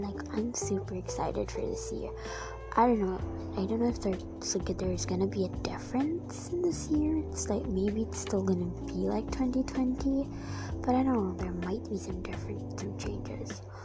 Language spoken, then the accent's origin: English; Philippines; I'm also Filipino